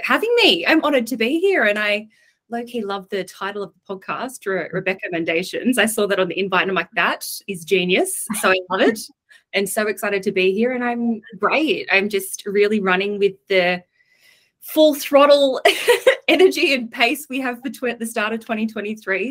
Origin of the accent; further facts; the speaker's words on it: Coffs Harbour, New South Wales, Australia; moved away as an adult; I'm from Coffs Harbour. I was one of six people in my year at school.